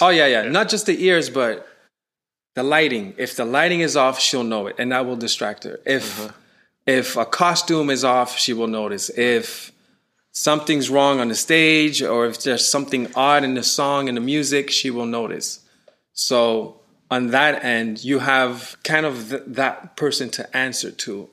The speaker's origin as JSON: {"language": "English", "country": "Canada", "said": "I'm from Canada, but even Canada, we're heavily influenced by the U.S."}